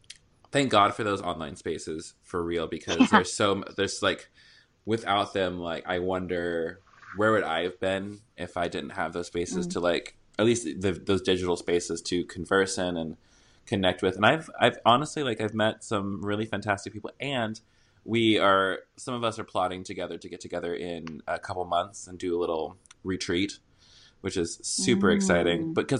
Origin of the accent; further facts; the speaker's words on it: the South, United States; accent: Southern; And I'm from the South also, so I used to talk like that, people. So I'm not classist. I'm just Southern.